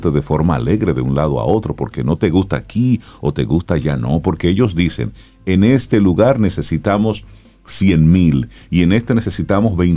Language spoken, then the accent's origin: Spanish; Cibao, Dominican Republic; Yo soy un hombre del Cibao, yo soy un hombre del campo.